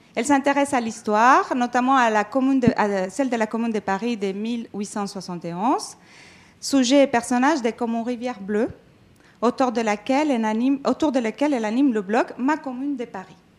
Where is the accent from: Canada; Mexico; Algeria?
Mexico; now in France; Je suis euh, mexicaine d'origine. Je suis arrivée en France